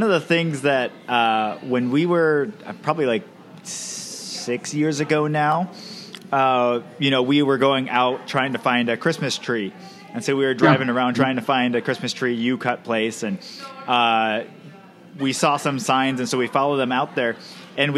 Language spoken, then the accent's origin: English; Camano Island, Washington, United States; now in Mount Vernon, United States; I grew up on Camano Island, but now my wife and I live in Skagit County